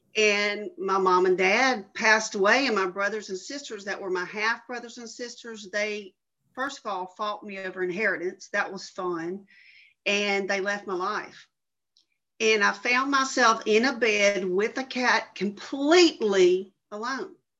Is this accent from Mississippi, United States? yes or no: yes; Jackson, Mississippi, United States; I am from Jackson, Mississippi.